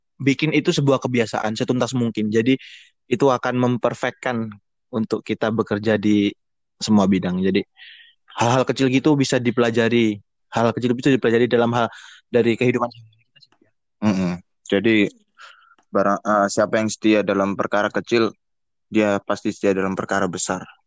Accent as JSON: {"language": "Indonesian", "town": "Surabaya", "region": "East Java", "country": "Indonesia", "tie": "born or raised there", "said": "saya dari Surabaya, asli Surabaya"}